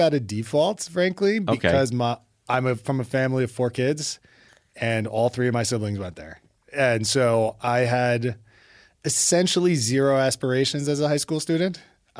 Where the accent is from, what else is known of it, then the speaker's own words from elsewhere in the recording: New York City, New York, United States; I was born and raised in Brooklyn